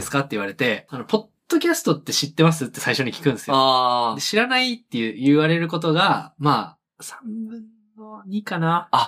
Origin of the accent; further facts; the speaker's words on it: Fukuoka, Japan; moved away; 俺特に福岡から来たんで